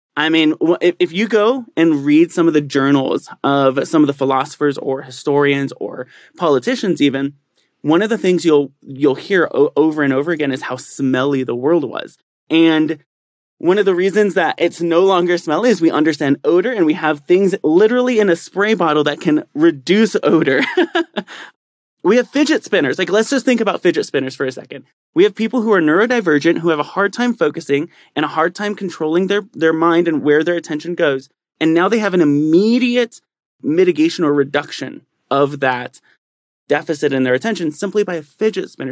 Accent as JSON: {"language": "English", "town": "San Bernardino", "region": "California", "country": "United States", "tie": "born or raised there", "also_born_or_lived": "San Diego", "moved": "as an adult", "lives_now": "Colorado Springs, United States", "said": "I actually grew up in San Bernardino, which is one of the most impoverished parts of Southern California"}